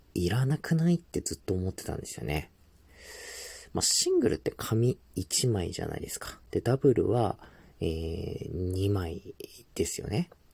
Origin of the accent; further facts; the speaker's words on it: Tohoku, Japan; moved away as an adult; also born or lived in Hokkaido; 僕はですね、えー、東北生まれで、まあ、その後大学からこう北海道で生活をしてた